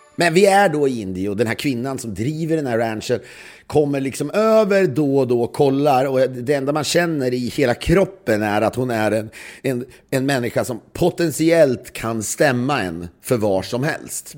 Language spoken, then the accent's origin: Swedish; Sweden; now in United States; som svensk kreatör